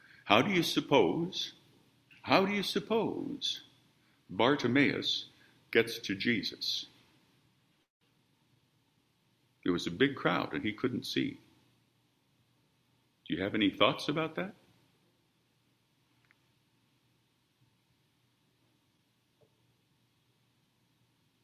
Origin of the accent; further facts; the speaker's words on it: Midwest, United States; moved away; Growing up in the Midwest, as I have